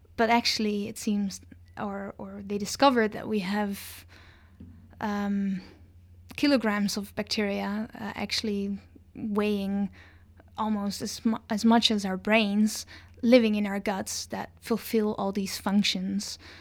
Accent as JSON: {"language": "English", "country": "Netherlands", "tie": "born or raised there", "moved": "as an adult", "lives_now": "Victoria, Canada", "said": "I was born in the Netherlands"}